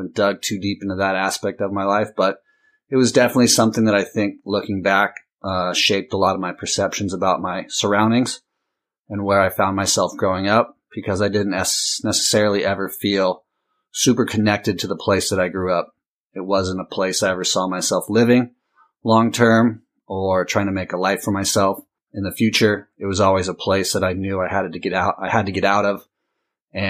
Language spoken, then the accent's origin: English; Costa Mesa, California, United States; I grew up in Southern California, Orange County, Costa Mesa to be exact